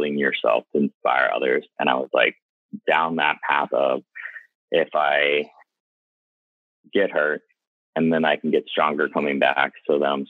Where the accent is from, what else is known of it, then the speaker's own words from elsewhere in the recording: North Wales, Pennsylvania, United States; now in New York City, United States; I'm originally from outside Philadelphia in North Wales, PA